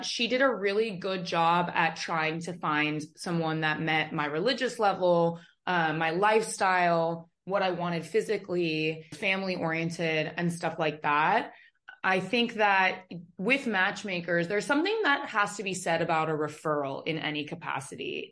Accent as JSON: {"language": "English", "town": "Los Angeles", "region": "California", "country": "United States", "tie": "born or raised there", "moved": "yes", "lives_now": "Miami, United States", "said": "I grew up in Los Angeles"}